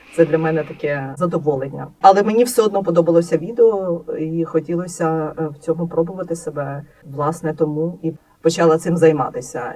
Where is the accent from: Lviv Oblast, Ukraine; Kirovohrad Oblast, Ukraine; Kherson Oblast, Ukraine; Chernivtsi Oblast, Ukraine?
Lviv Oblast, Ukraine; Lviv; moved away as an adult; now in Kyiv, Ukraine; Я народилася у Львові і взагалі ніколи не планувала переїжджати зі Львова.